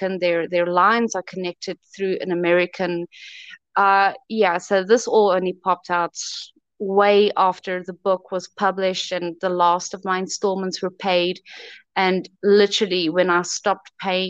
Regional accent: South Africa; I'm from South Africa. I was turned down by many South African publishers

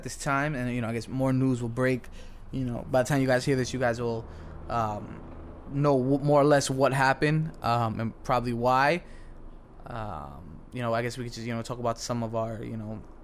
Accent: New York City, New York, United States; we are two kids from the Bronx

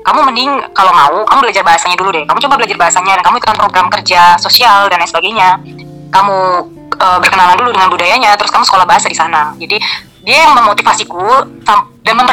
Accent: Surabaya, East Java, Indonesia; moved away as an adult; also born or lived in Madiun; now in Germany; aslinya Surabaya benar kalau tepatnya besar di Surabaya sih lahir di Madiun

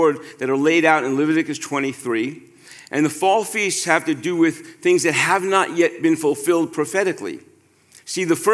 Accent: New York City, New York, United States; growing up in New York City, where there's such a high population of Jewish people, got a lot of days off from school

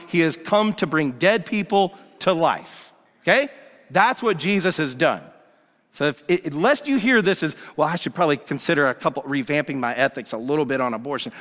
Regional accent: Atlanta, Georgia, United States; Growing up in Atlanta, Georgia

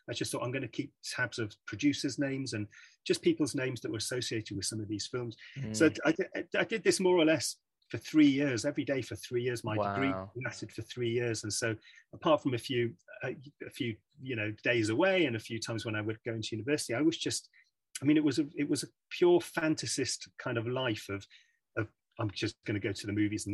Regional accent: Manchester, North West England, United Kingdom; moved away as an adult; now in London, United Kingdom; I was born and bred in Manchester, so I was kind of grew up in Manchester

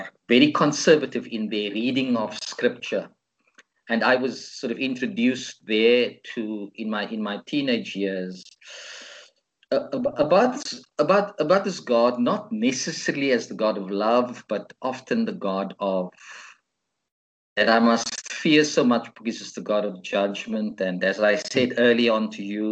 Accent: Cape Town, Western Cape, South Africa; one of the churches I grew up in Cape Town, St. Mark's

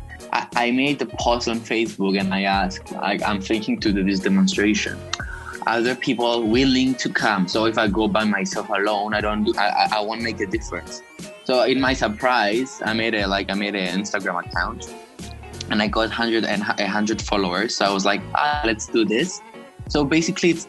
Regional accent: Nicosia, Cyprus; I'm from Cyprus, Nicosia

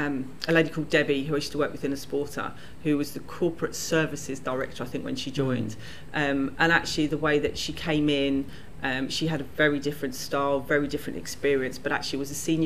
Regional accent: London, United Kingdom; I grew up in South London.

